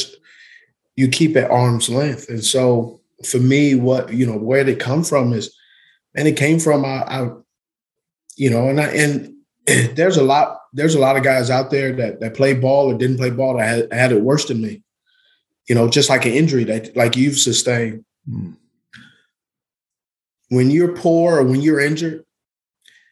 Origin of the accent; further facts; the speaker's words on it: Utah, United States; also born or lived in California; I grew up in Utah.